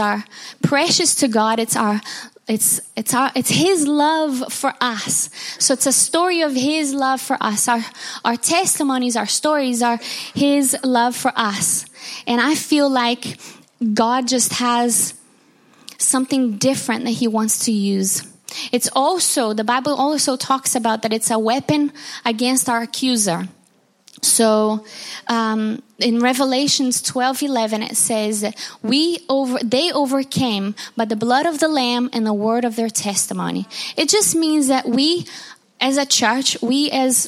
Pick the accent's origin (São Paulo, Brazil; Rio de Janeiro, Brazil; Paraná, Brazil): Rio de Janeiro, Brazil; moved away; I'm from Brazil and Rio de Janeiro, Brazil. And my town is has got the beautiful view of Jesus, the Christ, the Redeemer